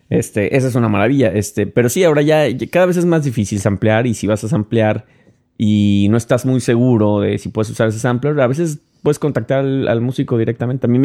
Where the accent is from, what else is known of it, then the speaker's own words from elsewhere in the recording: Mexico; moved away; Soy mexicano, man. Eso no es, viene ya en mi sangre.